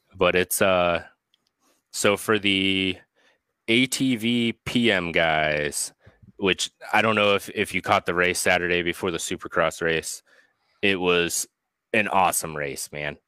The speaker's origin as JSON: {"language": "English", "region": "Pennsylvania", "country": "United States", "tie": "born or raised there", "also_born_or_lived": "California", "moved": "yes", "lives_now": "Ohio, United States", "said": "I grew up in Pennsylvania, and then I moved to California, and now I'm in Ohio"}